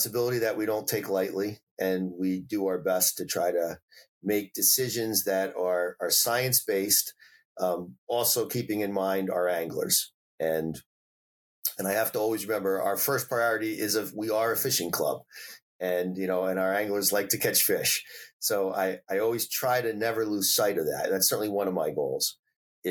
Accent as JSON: {"language": "English", "region": "New Jersey", "country": "United States", "tie": "born or raised there", "also_born_or_lived": "Washington State", "moved": "yes", "lives_now": "Rhode Island, United States", "said": "I started off in New Jersey"}